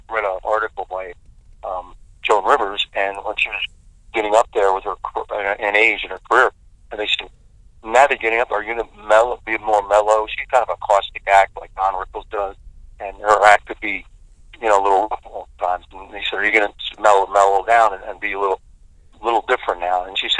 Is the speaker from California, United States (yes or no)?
no; Delaware, United States; There's no Greenwich Village in Delaware. We had to create our own Greenwich Village.